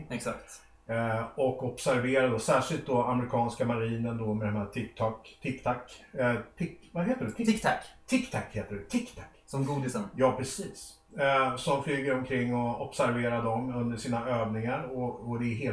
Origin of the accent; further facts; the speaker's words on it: Sweden; Vi, vi är ett svenskt företag, vi är svenskar, vi, vi hittar det här föremålet i Östersjön.